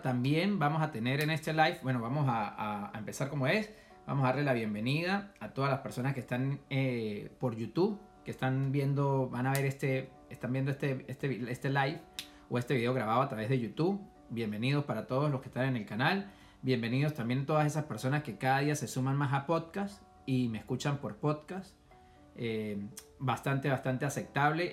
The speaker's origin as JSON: {"language": "Spanish", "country": "Venezuela", "moved": "as an adult", "lives_now": "United States", "said": "cuando yo salí de Venezuela"}